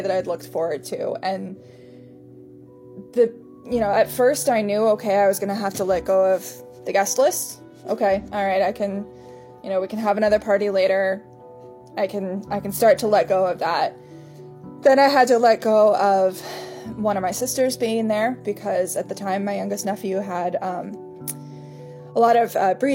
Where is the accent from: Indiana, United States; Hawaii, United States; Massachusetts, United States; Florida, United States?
Indiana, United States; Indianapolis; also born or lived in Fort Wayne, Indiana; I grew up in Indianapolis